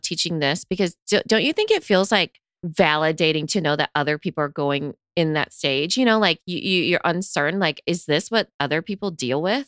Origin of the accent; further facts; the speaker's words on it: United States; growing up in America